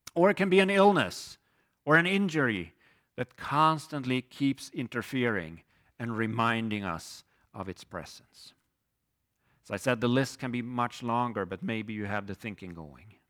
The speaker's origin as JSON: {"language": "English", "country": "Sweden", "moved": "as an adult", "lives_now": "Hinsdale, United States", "said": "I'm originally from Sweden, came to the U S twenty-one years ago as a student"}